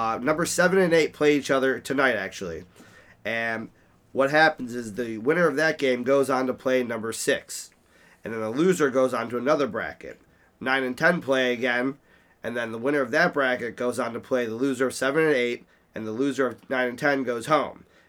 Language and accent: English; Ohio, United States; we're from Ohio